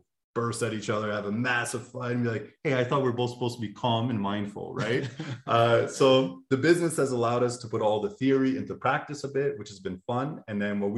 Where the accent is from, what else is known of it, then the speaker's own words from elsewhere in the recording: Montreal, Quebec, Canada; moved away; my hometown in Montreal.